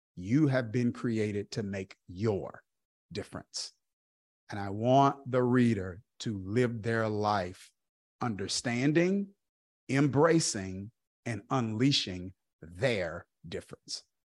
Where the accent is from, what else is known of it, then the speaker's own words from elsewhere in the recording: Kilmichael, Mississippi, United States; I grew up in Kilmiah, Mississippi